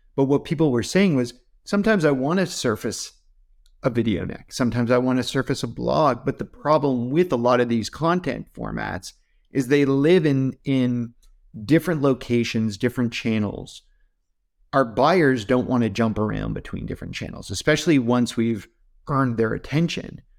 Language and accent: English; Canada; I'm, I'm Canadian